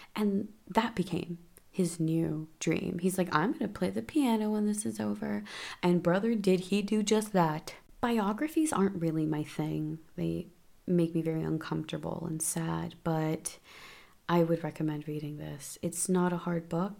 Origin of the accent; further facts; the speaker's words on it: United States; as an American